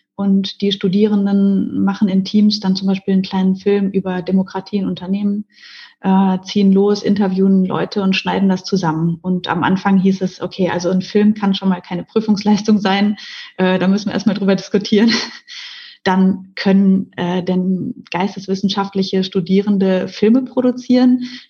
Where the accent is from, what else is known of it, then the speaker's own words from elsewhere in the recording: Ruhr area, North Rhine-Westphalia, Germany; moved away as an adult; now in Mannheim, Germany; ich komme aus dem Ruhrgebiet, also aus einer Region in Deutschland